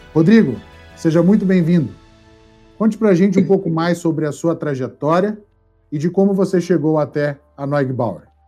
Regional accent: Minas Gerais, Brazil; lá da minha terra de Minas Gerais

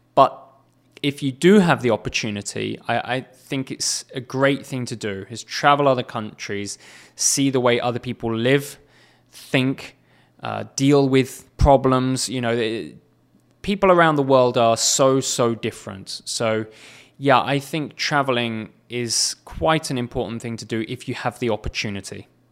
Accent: England, United Kingdom; moved away; England, which is my home nation

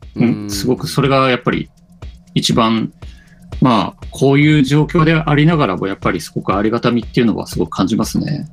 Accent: Sapporo, Hokkaido, Japan; 地元札幌で今、まあ、自分のスタジオにいますね。

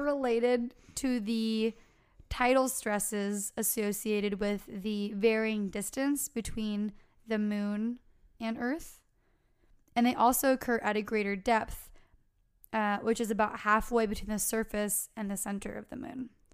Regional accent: California, United States; we're from California

